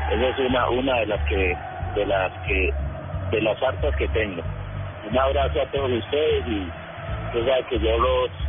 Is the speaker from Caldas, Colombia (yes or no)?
yes; Riosucio, Caldas, Colombia; now in Pereira, Colombia; mi pueblo, Río Sucio Caldas